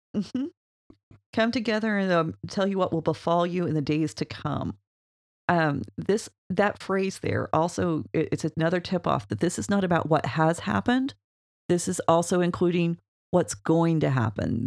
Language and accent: English; Oklahoma, United States; We're from Oklahoma.